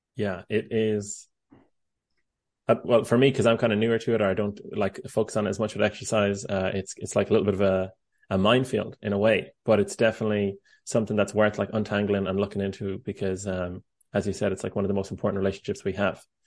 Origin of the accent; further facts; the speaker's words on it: Ireland; now in United States; I'm Irish